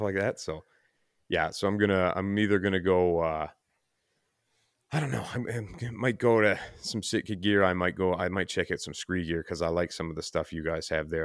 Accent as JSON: {"language": "English", "region": "Newfoundland and Labrador", "country": "Canada", "moved": "yes", "lives_now": "Ontario, Canada", "said": "I'm from Newfoundland originally, but I live in Ontario"}